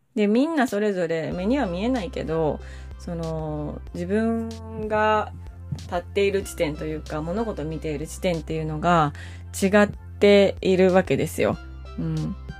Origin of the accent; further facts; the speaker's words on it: rural northern Kyoto Prefecture, Japan; moved away; also born or lived in Suita, Osaka; 私は京都のもっと田舎出身なんですよ。日本海側のすごく田舎。